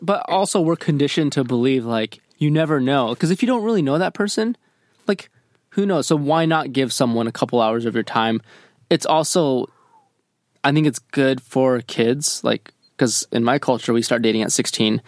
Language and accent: English; Michigan, United States; I grew up in Michigan